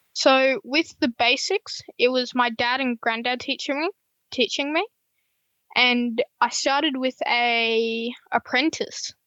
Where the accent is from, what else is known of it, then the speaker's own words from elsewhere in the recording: Gold Coast, Queensland, Australia; I'm from the Gold Coast, Queensland, as some people might know.